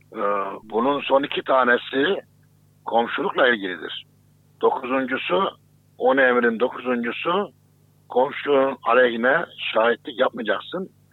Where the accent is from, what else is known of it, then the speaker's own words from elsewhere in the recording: Kayseri Province, Turkey; benim de memleketimdir Kayseri.